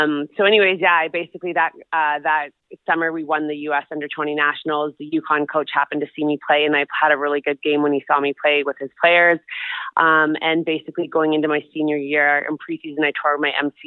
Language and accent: English; Vancouver, British Columbia, Canada; I grew up in Vancouver